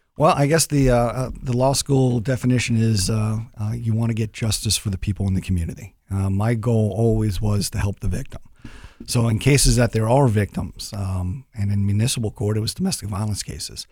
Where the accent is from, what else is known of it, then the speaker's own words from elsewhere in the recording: Long Island, New York, United States; now in Columbus, Ohio, United States; I'm originally from New York.